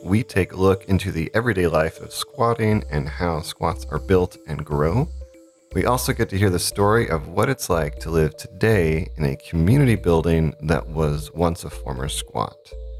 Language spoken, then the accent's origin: English; United States; moved away as an adult; now in Berlin, Germany; I am from the United States.